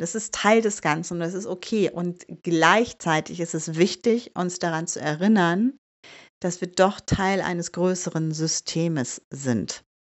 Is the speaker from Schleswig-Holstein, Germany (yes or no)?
no; Bielefeld, North Rhine-Westphalia, Germany; moved away as an adult; also born or lived in Hamburg; now in Bielefeld, Germany; ich bin ja in Bielefeld geboren